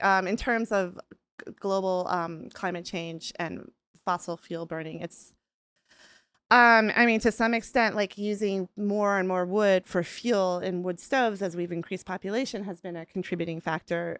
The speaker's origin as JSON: {"language": "English", "town": "Rochester", "region": "Minnesota", "country": "United States", "tie": "born or raised there", "said": "I grew up in a town called Rochester"}